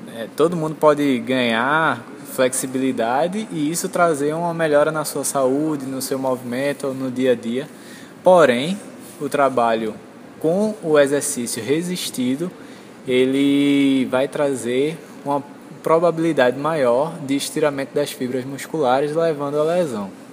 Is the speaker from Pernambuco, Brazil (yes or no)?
yes; Recife, Pernambuco, Brazil; sou de Recife, formado pela UFPE